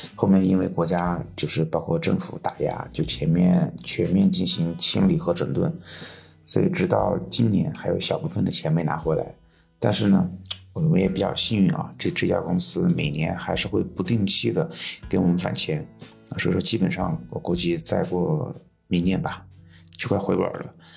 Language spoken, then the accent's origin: Chinese; Sichuan, China; 我来自四川，在成都和周边的一个城市之间交替工作